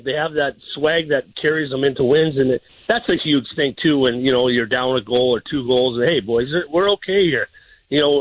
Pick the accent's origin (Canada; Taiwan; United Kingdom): Canada; Edmonton, Alberta; now in Jacksonville, United States; my hometown in Edmonton